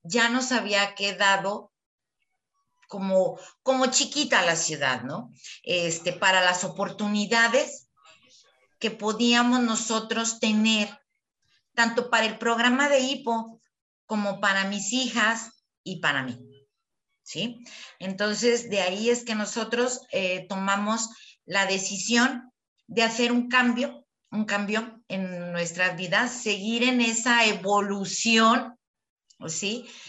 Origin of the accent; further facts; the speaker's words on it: Chihuahua, Mexico; moved away as an adult; now in Guadalajara, Mexico; estamos en Guadalajara, ¿no? Eh, nosotros eh, somos de Chihuahua